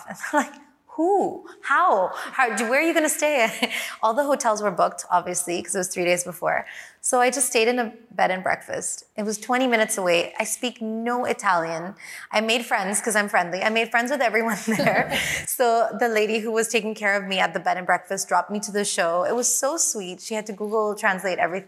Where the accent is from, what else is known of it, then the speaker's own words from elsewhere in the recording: Hong Kong; I'm from Hong Kong